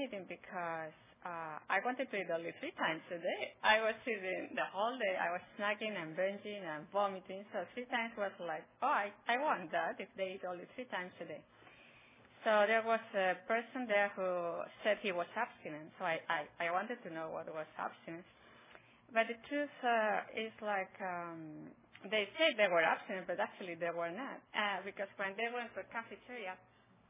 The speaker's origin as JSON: {"language": "English", "country": "Spain", "moved": "as an adult", "lives_now": "Roseville, United States", "said": "I am originally from Spain."}